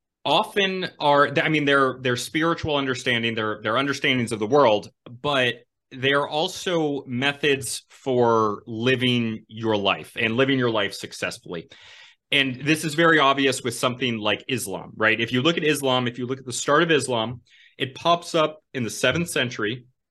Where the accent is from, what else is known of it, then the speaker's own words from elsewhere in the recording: New England, United States; I'm from New England.